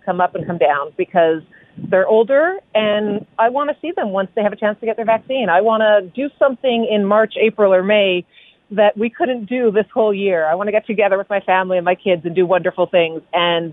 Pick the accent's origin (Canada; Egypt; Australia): Canada; we're Canadian.